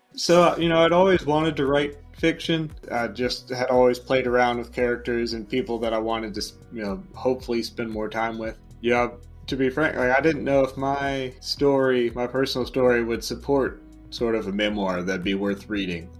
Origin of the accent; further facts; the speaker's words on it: Atlanta, Georgia, United States; moved away as an adult; also born or lived in Marietta, Georgia; now in Charleston, United States; I'm originally from Atlanta, Georgia, born and raised.